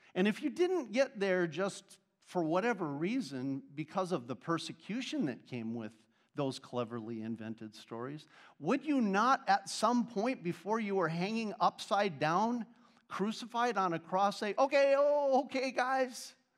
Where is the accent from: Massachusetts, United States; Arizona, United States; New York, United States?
Arizona, United States; I'm from Arizona.